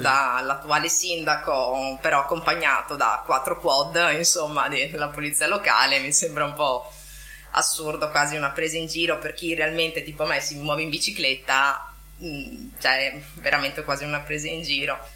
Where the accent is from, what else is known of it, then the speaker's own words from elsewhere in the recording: Venice, Veneto, Italy; now in Marghera, Italy; non ho la patente in quanto veneziana